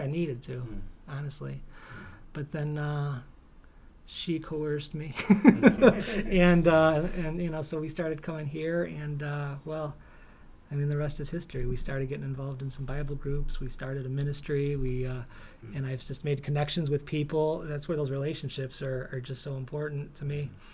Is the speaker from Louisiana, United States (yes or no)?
no; Parma, Ohio, United States; I was born and raised in Parma, Ohio in a blizzard in 1973.